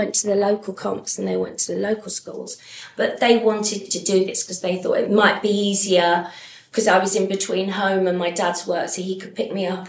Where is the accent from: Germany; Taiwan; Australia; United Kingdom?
United Kingdom; Battersea, London; Yeah, I grew up on Windmill Road, which was opposite the Commons. So it was 15 minutes walk to CJ.